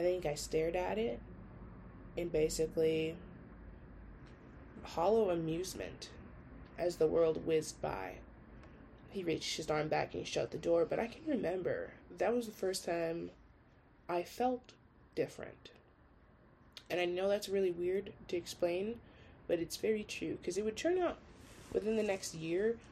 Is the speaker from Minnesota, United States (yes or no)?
yes; St. Paul, Minnesota, United States; I was born in St. Paul